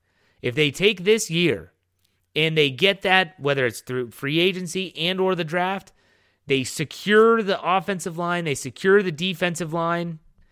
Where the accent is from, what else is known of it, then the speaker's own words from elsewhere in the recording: Wheeling, West Virginia, United States; growing up in Wheeling, West Virginia, which is obviously the bottleneck between Pennsylvania and Ohio, and it's Pittsburgh country